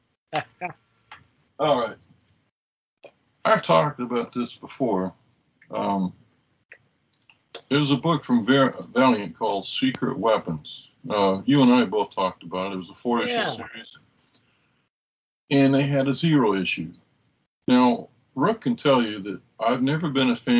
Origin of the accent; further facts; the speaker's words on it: Oklahoma City, Oklahoma, United States; moved away as an adult; also born or lived in Texas; Oklahoma City, which is where I went from first grade to high school and then left.